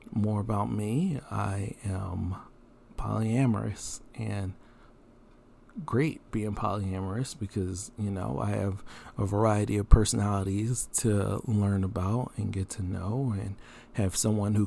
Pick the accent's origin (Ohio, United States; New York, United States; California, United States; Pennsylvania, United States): Pennsylvania, United States; Philadelphia; moved away; also born or lived in Maryland; I'm from Philly